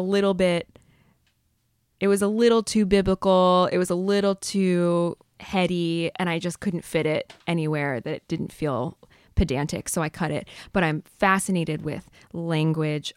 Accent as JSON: {"language": "English", "area": "north of San Diego", "region": "California", "country": "United States", "tie": "born or raised there", "said": "I grew up in San Diego in a sort of surf hamlet north of San Diego"}